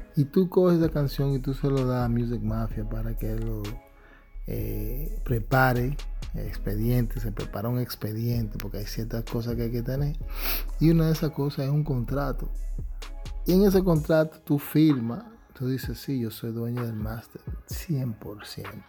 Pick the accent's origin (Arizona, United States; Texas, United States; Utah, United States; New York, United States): New York, United States; yo viniendo nacido y criado en Nueva York